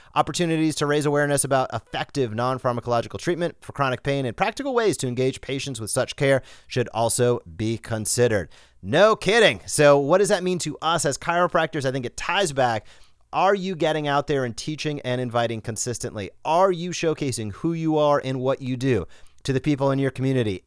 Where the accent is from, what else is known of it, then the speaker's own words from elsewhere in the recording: Rhode Island, United States; moved away as an adult; I grew up in Rhode Island, zero to eighteen years old.